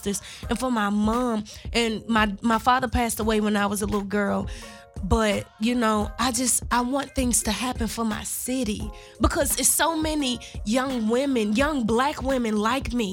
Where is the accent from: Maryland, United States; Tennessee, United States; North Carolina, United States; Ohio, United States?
Tennessee, United States; Memphis; moved away as an adult; My whole family is from Orange Mound, Tennessee. But I grew up in North Memphis.